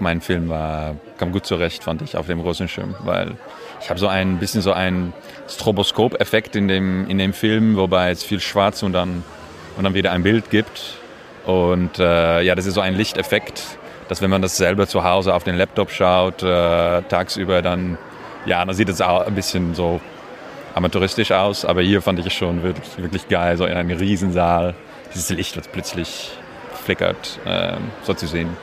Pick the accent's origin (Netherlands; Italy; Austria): Netherlands; Amsterdam, North Holland; German is a second language; now in Paris, France; Ich komme aus Amsterdam und wohne in Paris